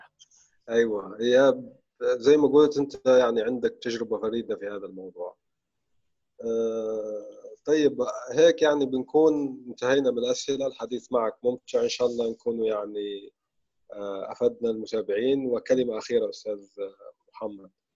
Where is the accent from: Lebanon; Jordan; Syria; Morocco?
Syria; now in Egypt; جداتنا بتحكي يعني قصص شعبية وعامية سورية حلوة جداً، ونحن عندنا يعني ثقافة الحكواتي